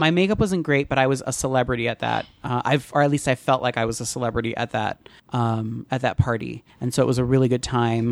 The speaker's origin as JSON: {"language": "English", "town": "Teaneck", "region": "New Jersey", "country": "United States", "tie": "born or raised there", "said": "I grew up in Teaneck and Bogota was the town, the next town over"}